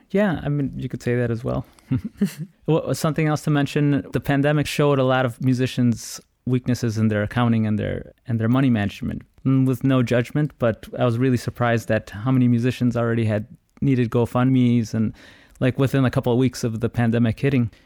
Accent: Chicago, Illinois, United States; I was born and raised in Chicago, come from an Ecuadorian family

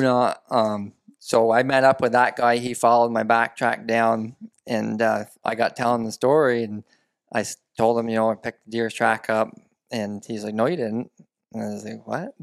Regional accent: central Vermont, United States; I'm born and raised in Vermont, central Vermont

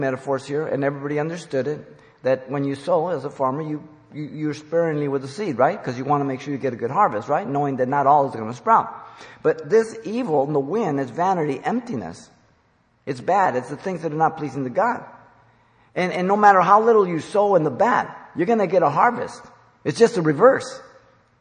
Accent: Mexico City, Mexico; moved away; I was born in Mexico City

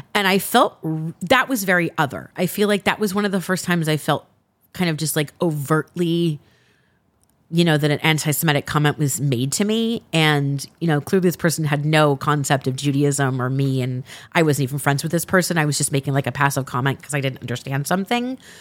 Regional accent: Los Angeles, California, United States; I'm originally from Los Angeles. I'm from the San Fernando Valley, though I've worked very hard not to sound like I'm from the Valley

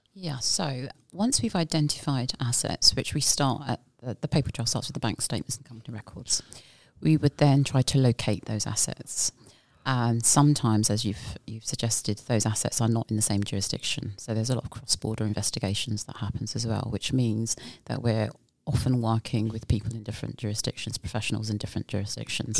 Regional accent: United Kingdom; moved away as an adult; now in Bermuda; I am originally from the UK

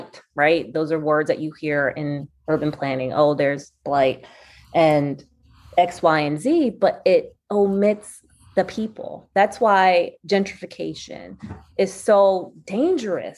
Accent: Philadelphia, Pennsylvania, United States; I'm from West Philly. I grew up here

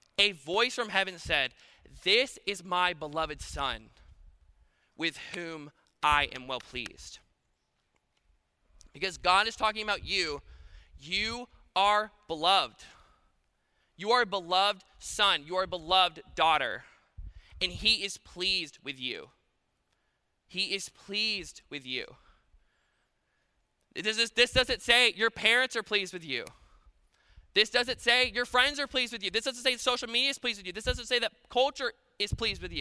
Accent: Paulding County, Georgia, United States; I'm from Paulding County, and we're fix-it people

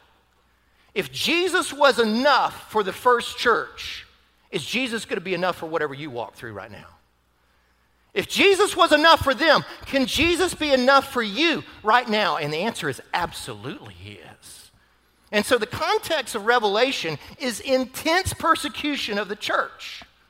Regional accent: United States; a lot of us as American Christians

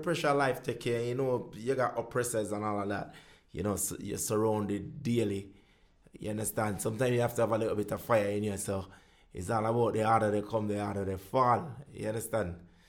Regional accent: Jamaica; moved away as an adult; now in United Kingdom; 20, I came over here 23.

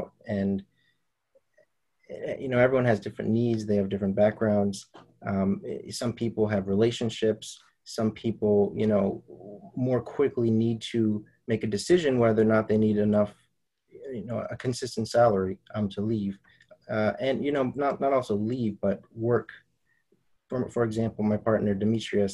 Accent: Wilmington, Delaware, United States; in the city of Wilmington, Delaware, in a city where I was born and raised

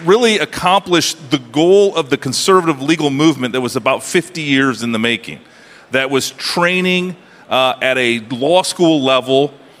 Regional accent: Iowa, United States; my home state of Iowa

